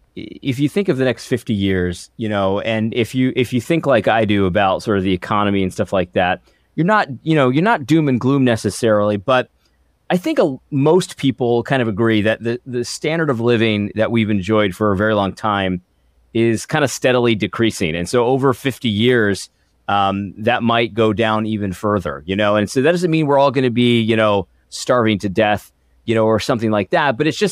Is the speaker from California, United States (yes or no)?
no; Connecticut, United States; some of the churches that I grew up in Connecticut.